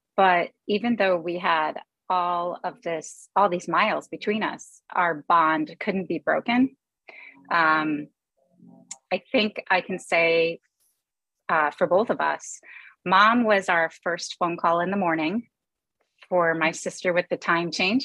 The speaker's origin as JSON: {"language": "English", "town": "Chicago", "region": "Illinois", "country": "United States", "tie": "born or raised there", "also_born_or_lived": "California", "moved": "as an adult", "lives_now": "Minneapolis, United States", "said": "We were born in California, and then our parents separated and eventually divorced, and we grew up in Chicago"}